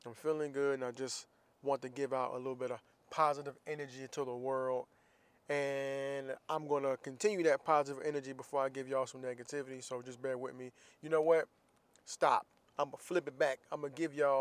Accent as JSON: {"language": "English", "town": "Jacksonville", "region": "Florida", "country": "United States", "tie": "born or raised there", "moved": "as an adult", "said": "I'm from Jacksonville, Florida"}